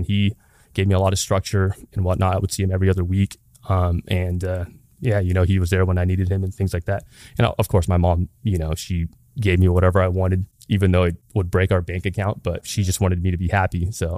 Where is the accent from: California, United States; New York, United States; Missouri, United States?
California, United States; Long Beach; But yeah, I was born and raised in Long Beach on the east side specifically. In that area, it's pretty diverse, but it was all mixed with like poverty, ghettos, and then there's like nice neighborhoods too.